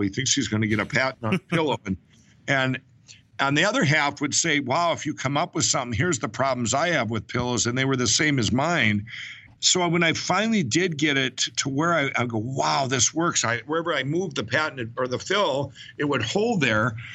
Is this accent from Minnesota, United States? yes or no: yes; Chaska, Minnesota, United States; I was born and raised in Minnesota. I grew up in Chaska, Minnesota